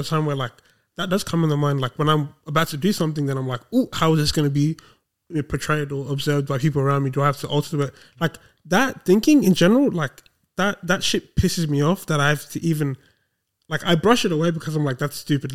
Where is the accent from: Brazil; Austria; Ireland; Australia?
Australia; I'm still an Australian